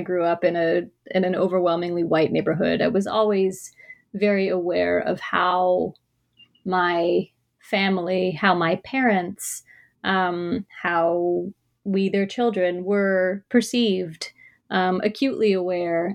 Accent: Toronto, Ontario, Canada; I was born and raised in Toronto

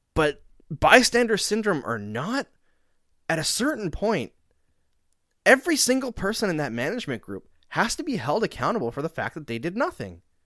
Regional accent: Canada; accent: Canadian; moved away; also born or lived in Saskatchewan / Alberta; I grew up in Saskatchewan and Alberta

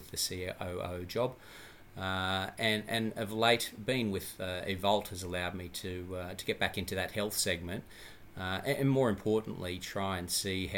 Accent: Gold Coast, Queensland, Australia; moved away as an adult; also born or lived in London / Toronto / Brisbane; born and bred on the Gold Coast in Australia

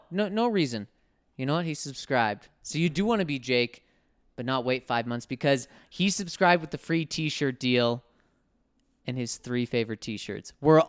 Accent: Florida, United States; now in Tennessee, United States; Growing up in Florida and now living in Tennessee, I'm never around a lot of Broncos fans.

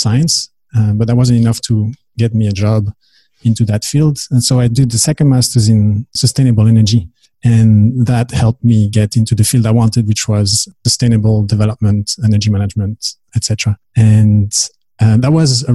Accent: Belgium; moved away as an adult; also born or lived in Dubai; I am from Belgium originally.

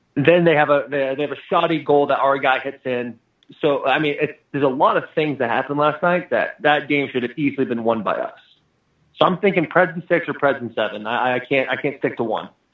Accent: Arizona, United States; moved away; also born or lived in Michigan; I'm from Arizona

